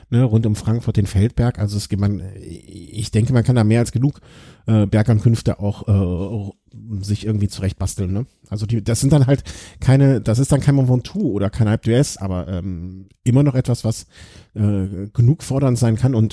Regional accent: Poland; interessiert mich als Pole vielleicht die Polen-Rundfahrt eher, wenn die hier vor meiner Haustür rumfährt

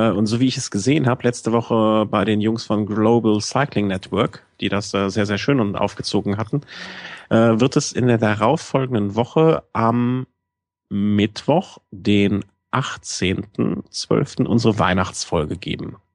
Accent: Cologne, North Rhine-Westphalia, Germany; ich bin halt Kölner.

